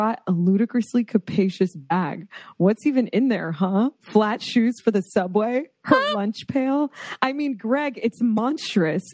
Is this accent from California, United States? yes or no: no; South Florida, United States; growing up in South Florida